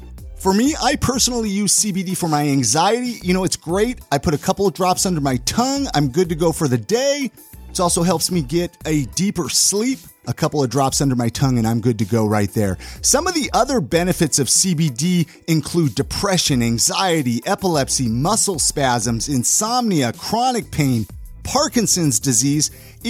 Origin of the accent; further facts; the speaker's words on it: Ventura, California, United States; moved away; I'm from Ventura.